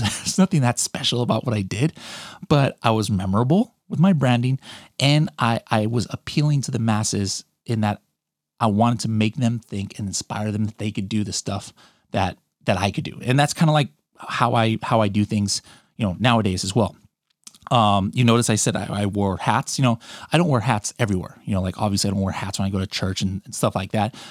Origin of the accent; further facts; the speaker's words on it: California, United States; I was born in California. My, my mom was born in the Philippines. My dad is American. And, um, I lived in California, you know, pretty much my whole life